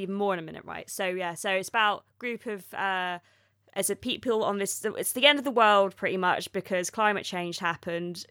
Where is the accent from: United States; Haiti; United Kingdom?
United Kingdom; Oxford, South East England; I'm from Oxford